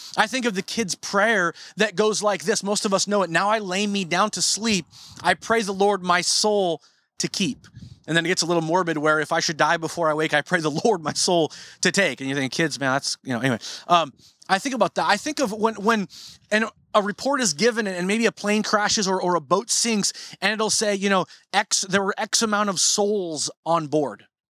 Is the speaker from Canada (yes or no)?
no; Marysville, Washington, United States; when I was a kid growing up in North Marysville